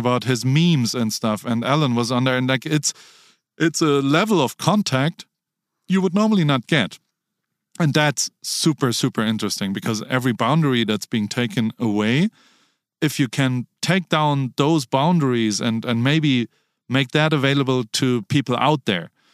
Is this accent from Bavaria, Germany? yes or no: no; Heidelberg, Baden-Württemberg, Germany; I grew up in Heidelberg, Germany